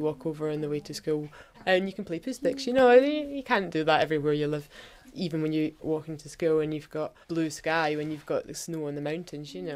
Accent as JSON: {"language": "English", "town": "Glasgow", "region": "Scotland", "country": "United Kingdom", "moved": "as an adult", "lives_now": "Aviemore, United Kingdom", "said": "I definitely feel like I'm from Glasgow because I lived there for a long time"}